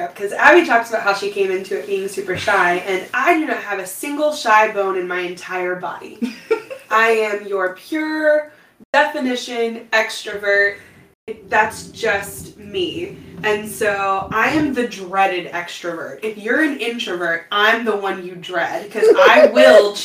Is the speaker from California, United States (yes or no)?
no; Panama City, Florida, United States; I'm from Panama City